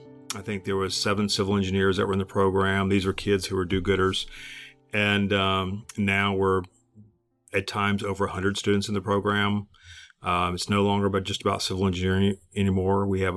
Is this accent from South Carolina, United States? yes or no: yes; Simpsonville, South Carolina, United States; born and raised in Simpsonville, South Carolina